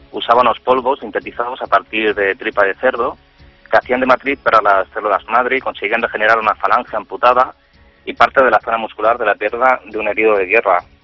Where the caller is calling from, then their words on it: Barcelona, Catalonia, Spain; de Barcelona